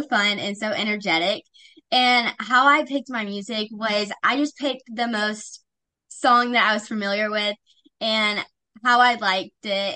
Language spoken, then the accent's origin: English; Ocean Springs, Mississippi, United States; I'm from Ocean Springs, Mississippi. I am a freshman at Ocean Springs High School